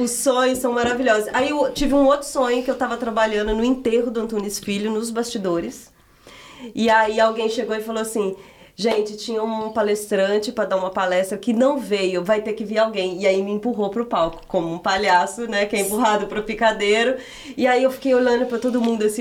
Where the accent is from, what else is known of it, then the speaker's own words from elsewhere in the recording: Minas Gerais, Brazil; moved away; also born or lived in Piedade de Ponte Nova; ter morado em Minas eu considero assim, ter nascido, crescido lá